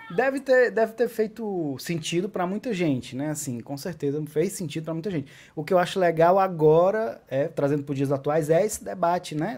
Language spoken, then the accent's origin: Portuguese; Acopiara, Ceará, Brazil; also born or lived in Iguatu; now in Fortaleza, Brazil; Não só sou cearense, como sou cearense do interior do Ceará. Nasci em Iguatu e morei parte da minha vida em Acopiara, 16 anos até, vim morar em Fortaleza, onde eu resido atualmente.